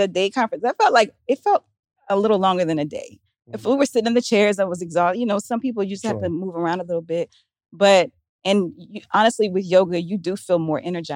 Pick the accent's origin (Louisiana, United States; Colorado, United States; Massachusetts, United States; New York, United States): Louisiana, United States; New Orleans; I'm from New Orleans